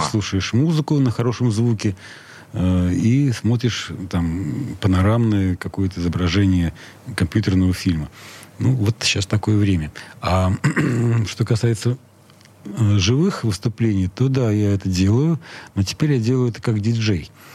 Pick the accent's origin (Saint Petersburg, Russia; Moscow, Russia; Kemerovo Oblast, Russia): Saint Petersburg, Russia; Я родился в Ленинграде. Да. Я местный